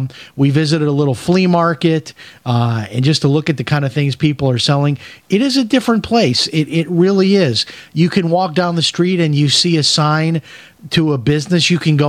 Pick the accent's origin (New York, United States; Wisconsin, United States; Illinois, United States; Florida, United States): Illinois, United States; Chicago; I went to a lot of museums growing up in Chicago.